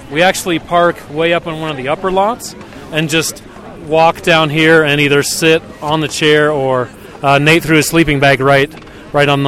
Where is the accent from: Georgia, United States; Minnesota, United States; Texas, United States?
Minnesota, United States; Minneapolis; now in Denver, United States; I'm from Minneapolis, Minnesota.